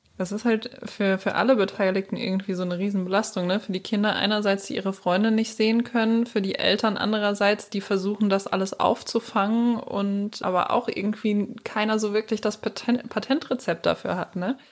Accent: Germany; wir Deutschen

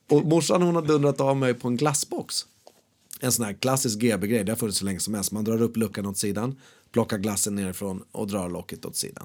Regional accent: Sweden; där jag växer upp, där jag är född. Han är på Sjöbobruk herrgård

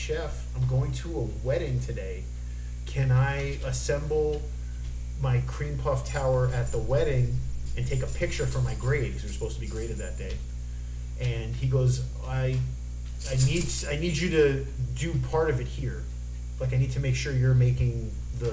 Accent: South Florida, United States; moved away; what it's like living in South Florida

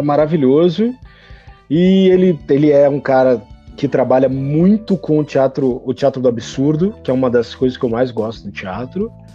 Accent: Porto Alegre, Rio Grande do Sul, Brazil; Eu nasci em Porto Alegre, Rio Grande do Sul. É, eu estudava no Colégio Santa Inês

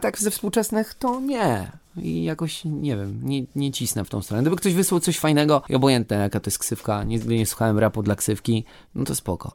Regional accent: Wrocław, Lower Silesian Voivodeship, Poland; u nas we Wrocławiu

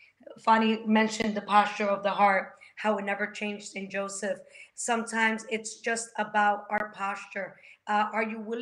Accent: Dominican Republic; moved away; I'm from the Dominican Republic.

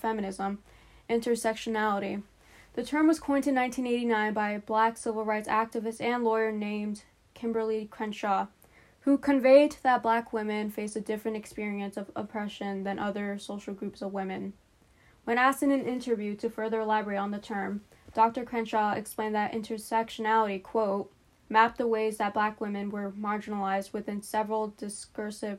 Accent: Pakistan; moved away; I'm a Pakistani immigrant who is Muslim.

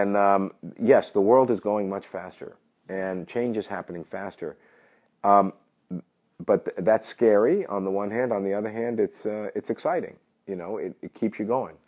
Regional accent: New York City, New York, United States; moved away; I'm originally from New York City.

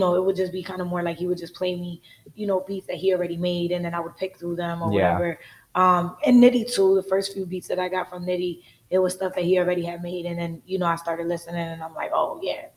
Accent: Connecticut, United States; I'm from Connecticut

